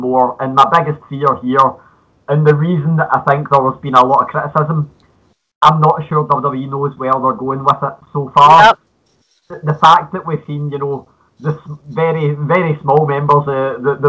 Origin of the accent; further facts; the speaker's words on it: Scotland, United Kingdom; accent: Scottish (implied); you can tell from my accent